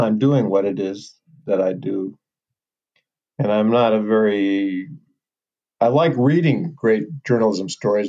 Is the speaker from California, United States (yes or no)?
yes; Los Angeles, California, United States; Growing up, I did in Los Angeles